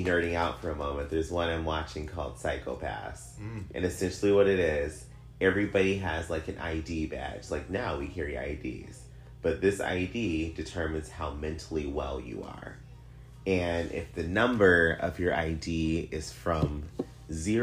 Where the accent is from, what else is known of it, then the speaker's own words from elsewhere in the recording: United States; I'm American